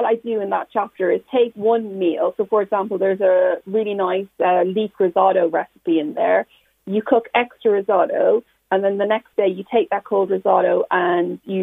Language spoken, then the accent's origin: English; Ireland; when I was growing up in Ireland in like 80s and 90s